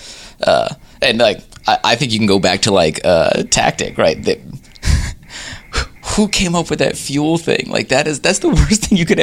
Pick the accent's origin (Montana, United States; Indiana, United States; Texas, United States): Indiana, United States; South Bend; moved away; also born or lived in Maryland; we grew up in the same hometown, like right the same thing. Like it's a little few years off, but I'm from the Midwest.